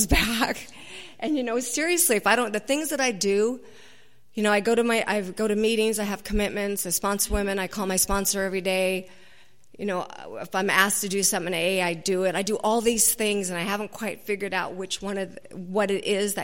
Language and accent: English; Garden Grove, California, United States; now in Laguna Niguel, United States; I grew up in Garden Grove